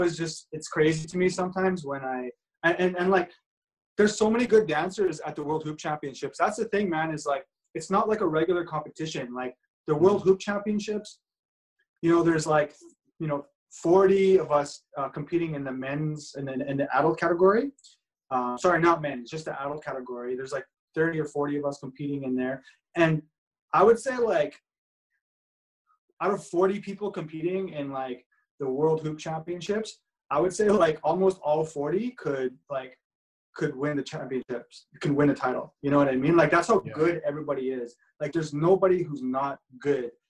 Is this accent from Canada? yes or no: yes; Edmonton, Alberta, Canada; growing up in Edmonton